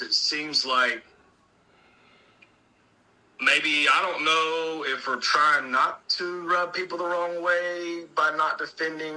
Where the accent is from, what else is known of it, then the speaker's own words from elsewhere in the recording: Acworth, Georgia, United States; the actual city is Ackworth, but we always just say Atlanta. Because I'm only like 20 miles from Atlanta